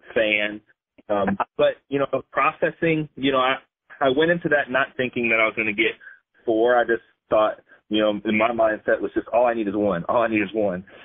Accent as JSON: {"language": "English", "region": "Indiana", "country": "United States", "tie": "born or raised there", "said": "I grew up here in Indiana, and I've traveled a little bit, but for the most part, I'm homegrown"}